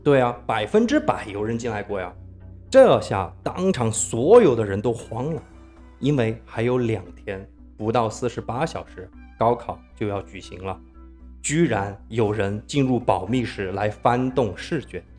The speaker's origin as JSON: {"language": "Chinese", "region": "Sichuan", "country": "China", "said": "我作为四川人"}